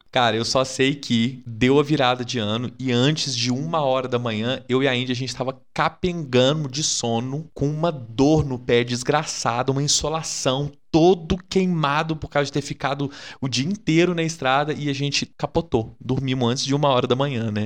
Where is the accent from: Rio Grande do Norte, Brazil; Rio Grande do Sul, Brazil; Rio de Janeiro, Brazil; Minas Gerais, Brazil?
Minas Gerais, Brazil; eu sou mineiro